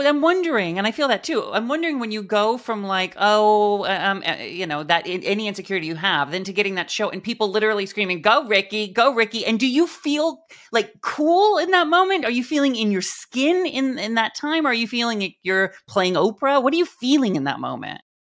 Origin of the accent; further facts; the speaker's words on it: Mount Vernon, Washington, United States; Little farm, little farm town in Washington State, above Seattle, right under Vancouver, British Columbia, Mount Vernon, Washington